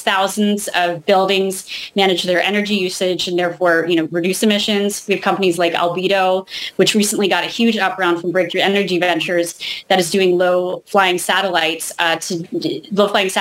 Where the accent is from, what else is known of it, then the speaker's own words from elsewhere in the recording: California, United States; I grew up in California